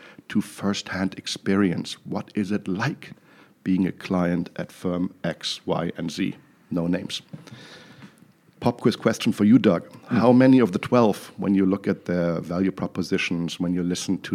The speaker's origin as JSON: {"language": "English", "town": "Düsseldorf", "region": "North Rhine-Westphalia", "country": "Germany", "also_born_or_lived": "New York City", "moved": "yes", "said": "I hail from Düsseldorf, Germany, in case you're wondering where the funny accent is from"}